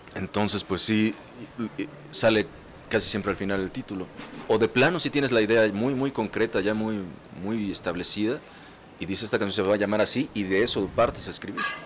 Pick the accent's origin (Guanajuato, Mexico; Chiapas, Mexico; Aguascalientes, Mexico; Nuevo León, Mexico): Chiapas, Mexico; Tapachula; Mampo en mi pueblo, que es Tapachula, Chiapas.